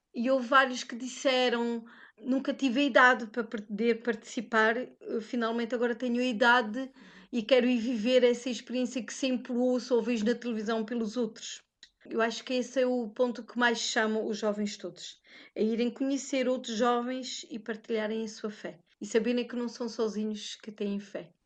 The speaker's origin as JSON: {"language": "Portuguese", "country": "Portugal", "moved": "yes", "lives_now": "Luxembourg", "said": "eu, que sou portuguesa"}